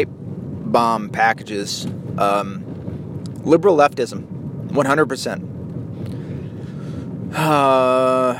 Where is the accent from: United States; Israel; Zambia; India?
United States; Because I'm an American. It's my home.